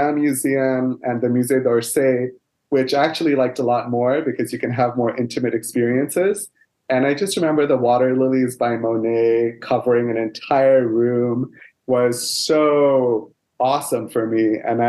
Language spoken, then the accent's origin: English; Dubai, United Arab Emirates; also born or lived in Kolkata, India; I was born in India in a city called Kolkata, which is where my family comes from in the northeastern part of India. However, I never lived in India. So my dad was already working in Dubai as a computer programmer, and he married my mom and they raised me in Dubai for the first 7 years